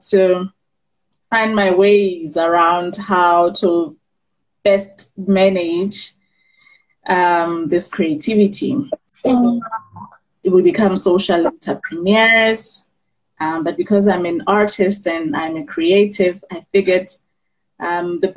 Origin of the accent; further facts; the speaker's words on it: Bloemfontein, Free State, South Africa; born and bred in Bloemfontein in the Free State.